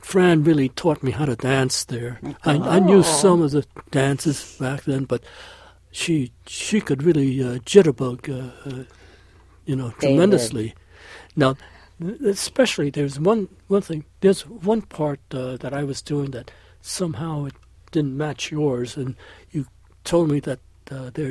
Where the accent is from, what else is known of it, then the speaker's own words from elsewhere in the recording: New York, United States; I was born in New York